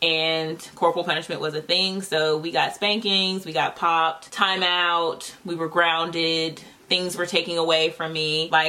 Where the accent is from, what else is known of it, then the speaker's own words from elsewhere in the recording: Virginia, United States; also born or lived in North Carolina; We were a military family, although we didn't have to move around too much. We moved from North Carolina to Virginia, and that's where we stayed.